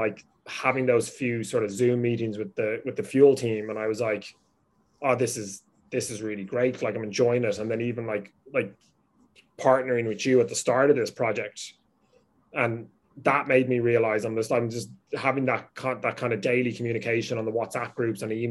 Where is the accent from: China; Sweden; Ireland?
Ireland; I grew up with that in Ireland with business.